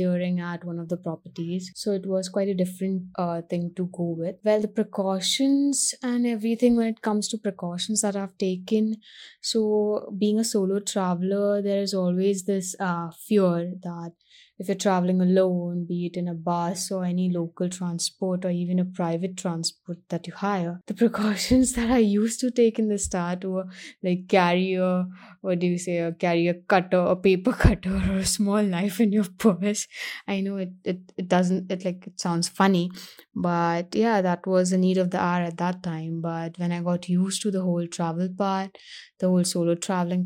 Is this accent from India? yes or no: yes; Mumbai, Maharashtra, India; I'm from Mumbai, but the past some years I've been traveling a lot to the north of India.